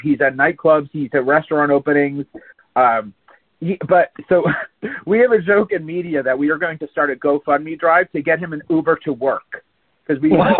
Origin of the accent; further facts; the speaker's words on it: Palm Beach County, Florida, United States; I grew up in Palm Beach County